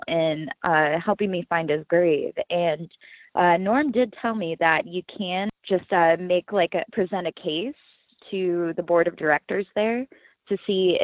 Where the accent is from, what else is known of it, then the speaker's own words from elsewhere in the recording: Columbus, Ohio, United States; I was born and raised in Columbus, Ohio. I've been living here for 30 years now.